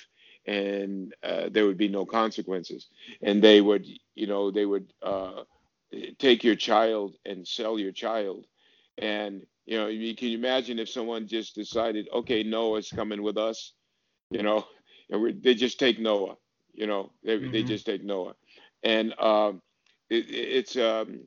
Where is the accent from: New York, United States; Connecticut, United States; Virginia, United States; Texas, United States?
Connecticut, United States; I've experienced discrimination and in Connecticut, where I grew up.